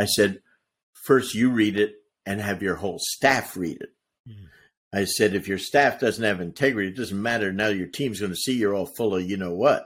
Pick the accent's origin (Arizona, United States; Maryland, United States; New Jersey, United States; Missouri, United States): New Jersey, United States; I'm from Jersey